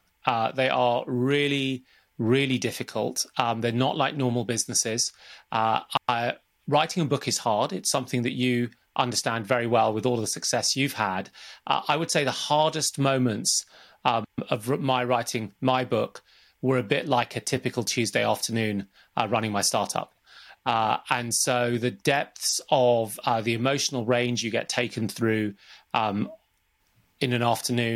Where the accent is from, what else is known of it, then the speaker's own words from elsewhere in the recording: Zambia; born there; It starts from where I was born and when I was born. I was born in Zambia in 1972, and my dad was working out there as an accountant